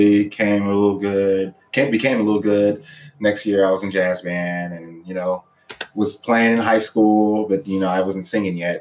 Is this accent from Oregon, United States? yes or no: no; Houston, Texas, United States; I am from Houston, Texas, born and raised